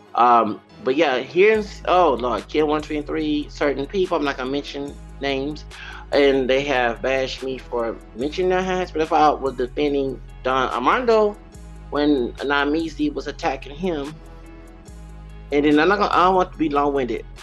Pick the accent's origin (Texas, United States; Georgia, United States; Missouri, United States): Texas, United States; Houston; also born or lived in El Paso, Texas; as a child growing up in the East Side and um, going parts of Houston and El Paso, Texas